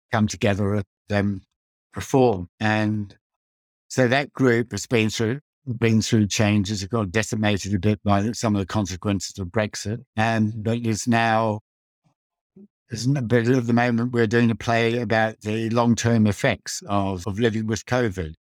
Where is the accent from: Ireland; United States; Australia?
Australia; moved away as an adult; also born or lived in Netherlands; I grew up in Australia and went to an all-boys school